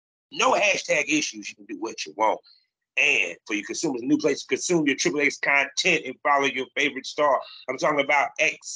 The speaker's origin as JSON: {"language": "English", "town": "Durham", "region": "North Carolina", "country": "United States", "tie": "born or raised there"}